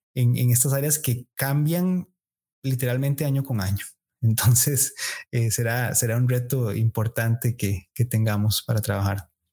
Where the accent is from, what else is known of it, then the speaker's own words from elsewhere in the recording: Costa Rica; como sociedad costarricense